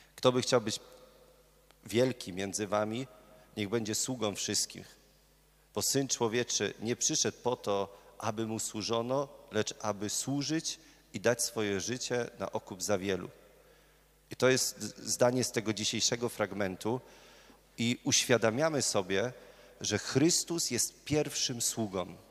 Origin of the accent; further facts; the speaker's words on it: Murowana Goślina, Greater Poland, Poland; moved away as an adult; now in Poznań, Poland; ja pochodzę z murowanej gośliny